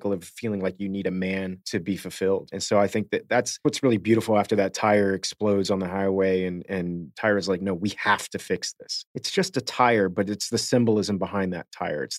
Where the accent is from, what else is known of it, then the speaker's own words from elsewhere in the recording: Miami, Florida, United States; moved away as an adult; also born or lived in Waco, Texas; I grew up in Miami, Florida